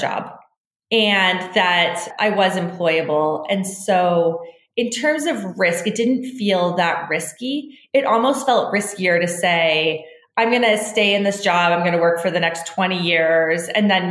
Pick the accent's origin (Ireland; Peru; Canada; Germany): Canada; I grew up in Canada, very middle-class lifestyle